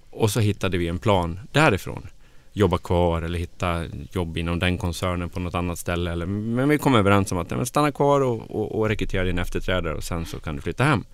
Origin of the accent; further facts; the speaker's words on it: Grycksbo, Dalarna County, Sweden; moved away as an adult; also born or lived in Falun / Stockholm; jag är ju från Dalarna. Jag är född och uppvuxen i Grycksbo